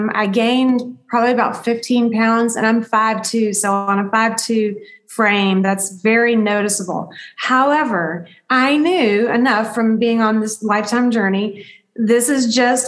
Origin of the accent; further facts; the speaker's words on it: the South, United States; I grew up in the South